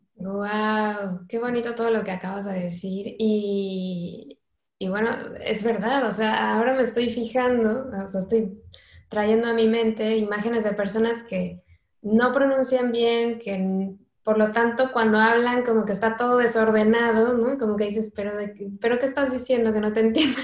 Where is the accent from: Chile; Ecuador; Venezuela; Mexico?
Mexico; now in Spain; yo soy mexicana